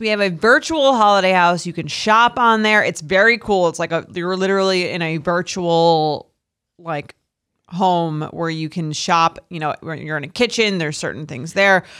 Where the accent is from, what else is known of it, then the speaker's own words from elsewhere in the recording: Long Island, New York, United States; I'm from Long Island